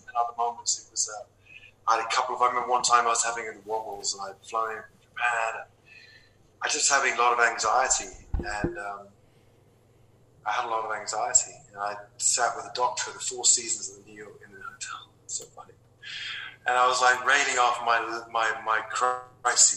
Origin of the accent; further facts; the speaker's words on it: London, United Kingdom; I was from London